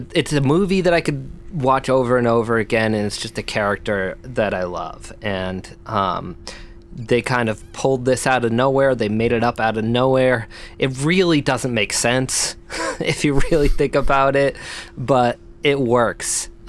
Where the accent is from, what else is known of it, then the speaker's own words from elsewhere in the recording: Boston, Massachusetts, United States; Yeah, we grew up in Southie, the hard Southie